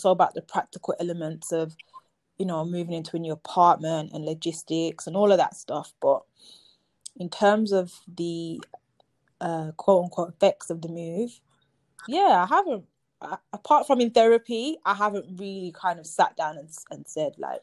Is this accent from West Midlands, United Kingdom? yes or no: yes; Birmingham, West Midlands, United Kingdom; moved away as an adult; also born or lived in London; I'm back in my hometown 10 years later, a decade later